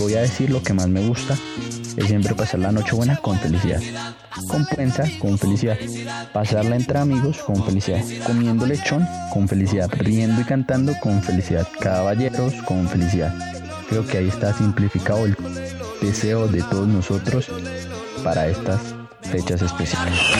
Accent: Colombia; todos los colombianos hemos bailado

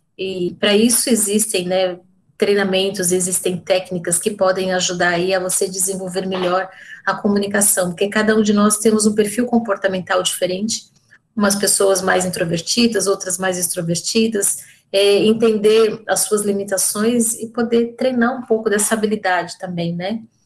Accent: São Paulo, Brazil; sou de São Paulo

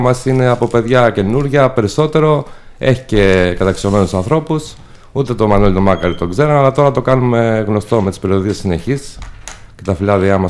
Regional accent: Dafni, Peloponnese, Greece; also born or lived in Athens; είμαι από τη Δάφνη της Νεμέας, ένα χωριό έξω από την Νεμέα από αγροτική οικογένεια

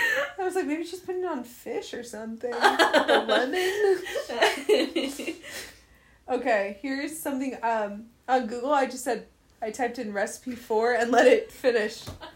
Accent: United States; I'm American.

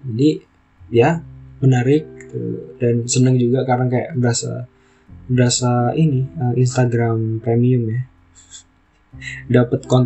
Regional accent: Java, Indonesia; kita kan di Bali ya maksudnya aku orang Jawa itu makanan-makanan yang Jawa banget itu nggak ada di Bali

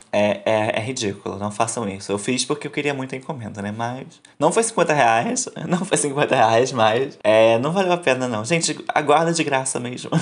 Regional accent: Rio de Janeiro, Brazil; a gente é do Rio de Janeiro

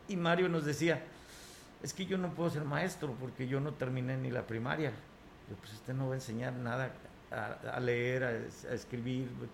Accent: Huasteca Potosina, San Luis Potosí, Mexico; mi Tierra, la Huasteca Potosina

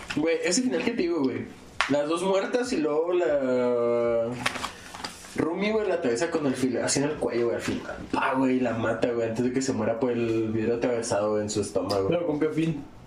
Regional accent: Chihuahua, Mexico; Somos tres güeyes de Chihuahua

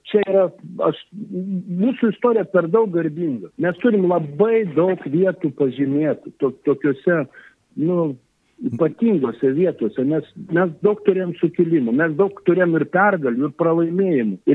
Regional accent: Lithuania; mes lietuviai mėgstam kapinės užlaikyti, jas puoselėti

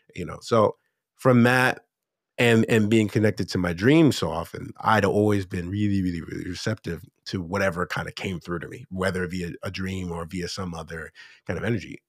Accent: Erie, Pennsylvania, United States; born or raised there; moved away as an adult; now in South Korea

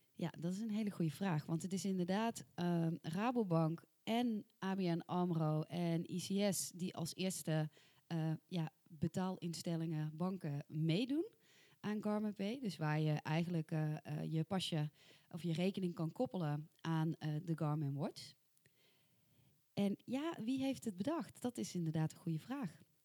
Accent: soft G, southern Netherlands, Netherlands; accent: soft G; met mijn zachte G

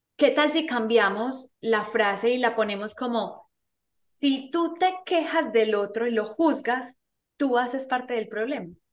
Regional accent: Medellín, Antioquia, Colombia; nací en Medellín, Colombia

